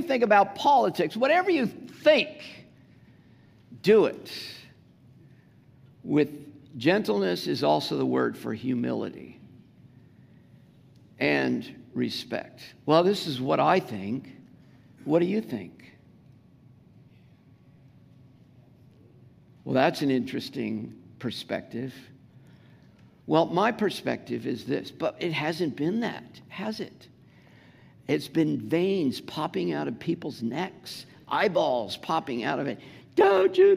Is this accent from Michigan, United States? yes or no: no; Southern California, United States; accent: Southern California; my Southern California accent